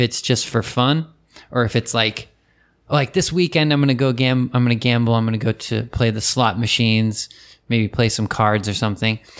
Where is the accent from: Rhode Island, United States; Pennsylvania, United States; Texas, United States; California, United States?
California, United States; moved away as an adult; now in Japan; there wasn't a race, um, track, a horse racing track in my hometown